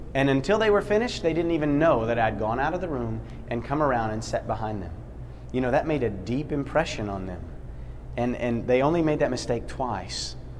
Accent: Poughkeepsie, New York, United States; I'm from Poughkeepsie, New York

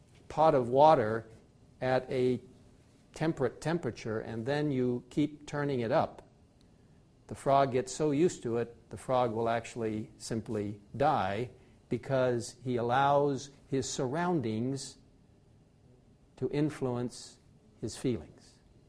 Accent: Egypt; I grew up in Egypt, and I know the importance of the Nile River.

